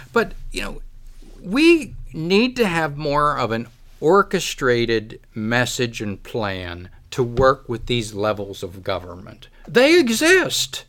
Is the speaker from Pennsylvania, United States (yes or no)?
yes; Kittanning, Pennsylvania, United States; I've lived here my whole life. I've watched, I grew up here. I grew up in Katanning.